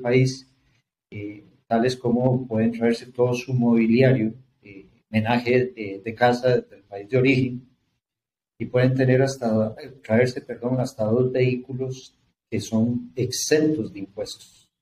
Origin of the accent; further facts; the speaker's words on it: Costa Rica; lo esté diciendo yo como tico, como costarricense